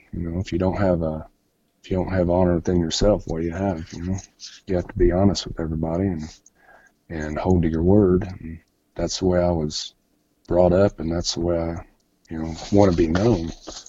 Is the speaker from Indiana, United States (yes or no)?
yes; Indianapolis, Indiana, United States; also born or lived in Tennessee; now in Florida, United States; No, I was born and raised in Indianapolis and then went to the military. And when I got out, I moved to Tennessee.